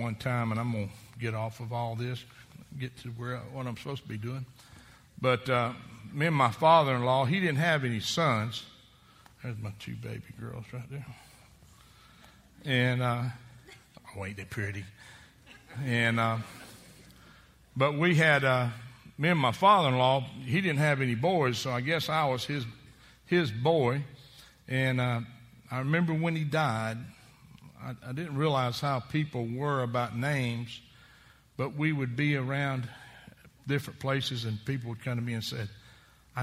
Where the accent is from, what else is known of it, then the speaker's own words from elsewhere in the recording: Columbus, Georgia, United States; I was raised in Columbus, Georgia.